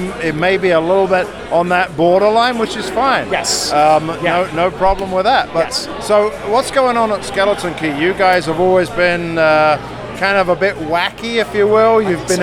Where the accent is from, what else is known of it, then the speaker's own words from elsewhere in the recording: United Kingdom; now in United States; I'm the Brit.